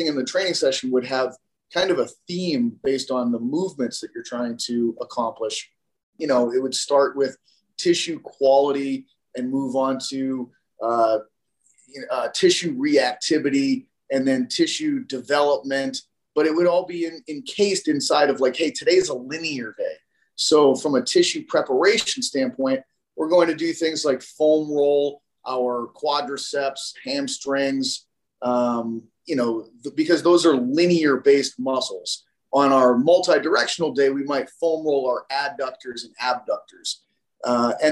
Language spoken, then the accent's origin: English; Massachusetts, United States; I'm from Massachusetts